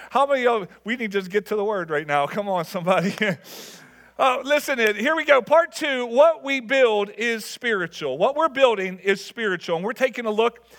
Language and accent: English; Level Green, Pennsylvania, United States; I grew up in Level Green, and, and, and going to Kennywood